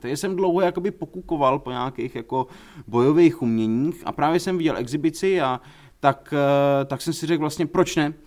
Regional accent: Prague, Czechia; jako Pražák

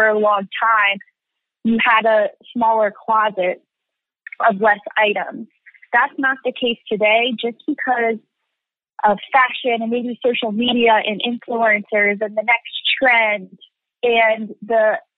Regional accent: Lancaster, Pennsylvania, United States; where I grew up in Lancaster, Pennsylvania

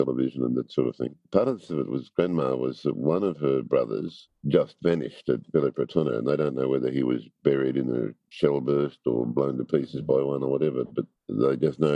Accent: Longwarry, Victoria, Australia; I grew up on a dairy farm at Longwarri, about 60k east of Melbourne.

